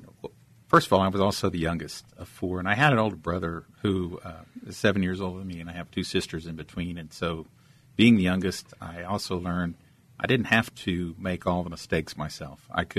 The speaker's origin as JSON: {"language": "English", "town": "San Angelo", "region": "Texas", "country": "United States", "tie": "born or raised there", "also_born_or_lived": "Germany", "said": "So, I was raised in West Texas."}